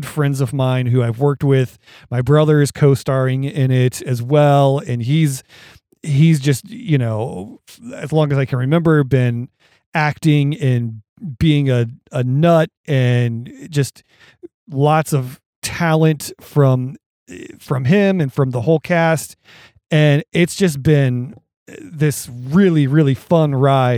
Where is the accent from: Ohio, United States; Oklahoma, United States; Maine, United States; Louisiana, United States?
Ohio, United States; we're both from Ohio. We've lived here all our lives